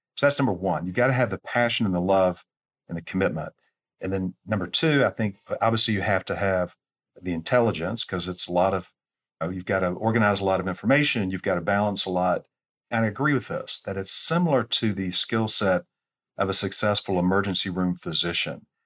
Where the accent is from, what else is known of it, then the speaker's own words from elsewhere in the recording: Atlanta, Georgia, United States; I grew up in Atlanta